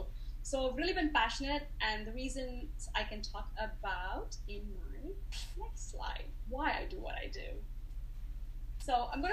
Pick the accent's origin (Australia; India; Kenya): India; now in United States; But I moved to America 20 years ago, and I came from India, like I said